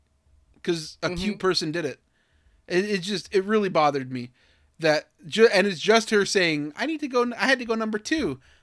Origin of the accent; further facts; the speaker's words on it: Tracy, California, United States; I, you know, have been through Southside Stockton. Like, you know, I'm from Southside Tracy.